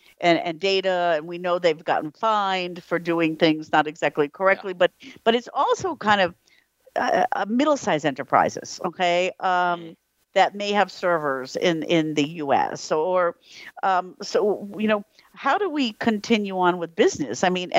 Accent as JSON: {"language": "English", "country": "United States", "moved": "yes", "lives_now": "Europe", "said": "as American living in Europe"}